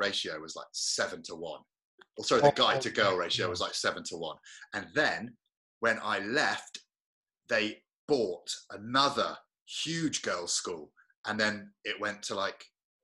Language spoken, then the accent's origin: English; Hampshire, South East England, United Kingdom; moved away as an adult; now in London, United Kingdom; I'm from Hampshire